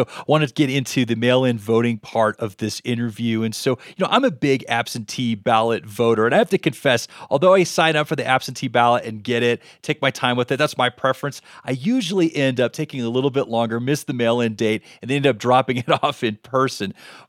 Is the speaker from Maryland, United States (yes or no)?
no; California, United States; I'm from California. I'm out visiting in Colorado